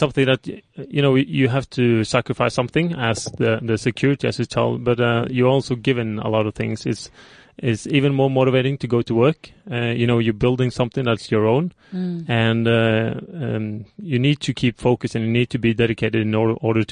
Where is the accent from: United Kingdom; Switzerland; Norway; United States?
Norway; I'm from Norway and we have a lot of nature and landscape and also wildlife